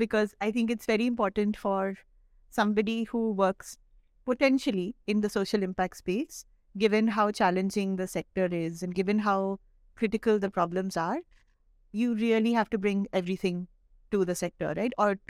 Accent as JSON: {"language": "English", "country": "India", "said": "I'm so proud of just being an Indian, yeah, that I feel like it's a very Indian thing."}